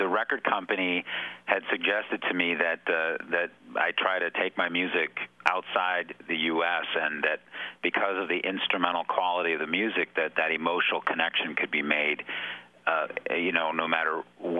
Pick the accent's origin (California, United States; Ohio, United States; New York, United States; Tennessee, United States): Ohio, United States; Cleveland; moved away as an adult; I spent 30 years of my life growing up and living in Cleveland